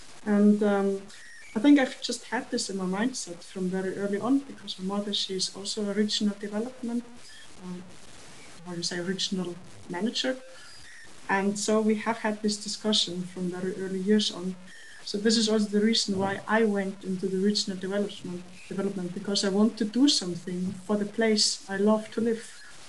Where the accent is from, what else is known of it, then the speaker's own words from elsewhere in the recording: Bavaria, Germany; moved away as an adult; now in Iceland; I've been born and raised in the countryside in Germany, in Bavaria, this is in South Germany.